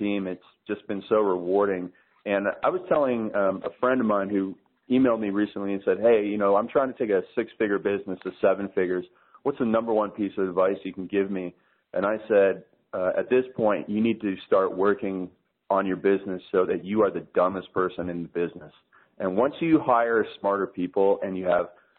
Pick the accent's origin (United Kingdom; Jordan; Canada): Canada; Toronto, Ontario; I'm Canadian. I live in Canada